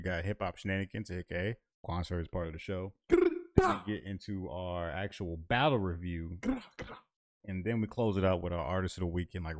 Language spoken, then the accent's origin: English; the South, United States; Southern niggas, we don't have sound effects when we talk.